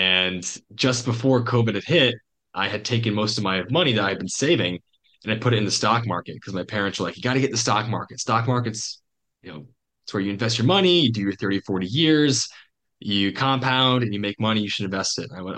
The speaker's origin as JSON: {"language": "English", "region": "Montana", "country": "United States", "said": "And coupled with the fact that I came from Montana, I could see life is what you make of it"}